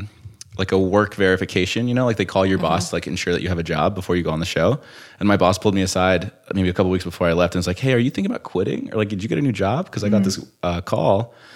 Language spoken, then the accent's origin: English; Colorado, United States; also born or lived in New Jersey; I was born in Jersey, but I moved to Colorado when I was like a year old. So I grew up in Colorado.